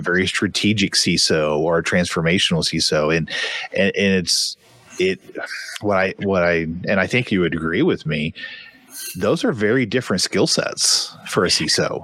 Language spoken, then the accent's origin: English; Tulsa, Oklahoma, United States; I am from Tulsa, Oklahoma